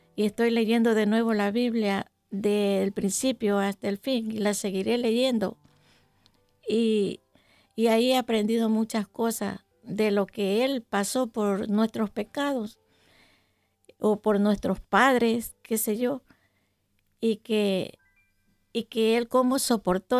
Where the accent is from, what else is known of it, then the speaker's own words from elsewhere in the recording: Yaguachi, Guayas, Ecuador; moved away as an adult; yo soy de un pueblo pequeño de, mi país, de la provincia del Guayas. ¿En dónde? Del cantón Yaguachi. Y, ¿En eh, Ecuador? En Ecuador, sí.